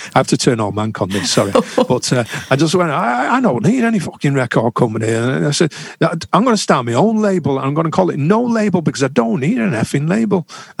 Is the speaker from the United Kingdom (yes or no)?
yes; England, United Kingdom; as a British citizen who's lived, you know, born and bred in England?